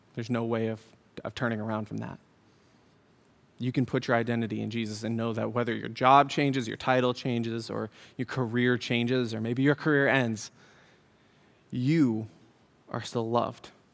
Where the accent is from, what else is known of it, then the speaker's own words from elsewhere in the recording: Syracuse, New York, United States; moved away; also born or lived in Utah; I was born in Syracuse. I was born across hospital